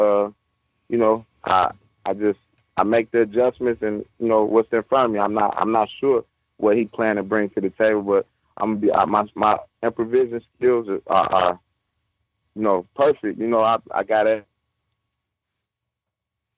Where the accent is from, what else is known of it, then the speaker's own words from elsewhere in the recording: Detroit, Michigan, United States; I come from the Detroit streets